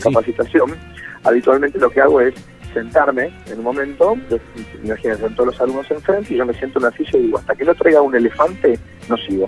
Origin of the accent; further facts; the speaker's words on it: Puerto Galván / near Bahía Blanca, Buenos Aires Province, Argentina; yo soy de Puerto de Grano, así que soy vecino